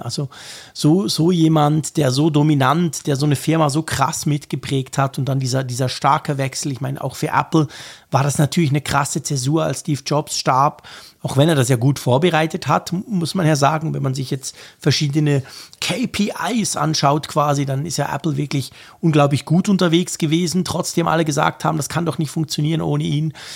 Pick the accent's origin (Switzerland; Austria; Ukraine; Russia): Switzerland; Bei uns in der Schweiz, in der kleinen Schweiz